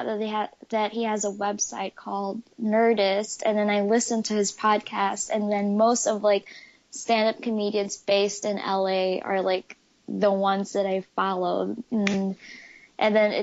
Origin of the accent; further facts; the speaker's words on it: Philippines; now in Michigan, United States; I was born and raised in the Philippines